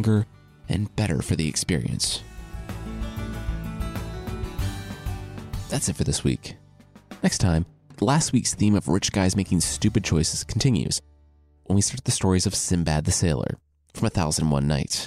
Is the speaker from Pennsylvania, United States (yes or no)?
no; Loveland, Ohio, United States; moved away as an adult; I'm from Loveland, Ohio. It's a suburb of Cincinnati, and I lived there from when I was 2 to when I left for college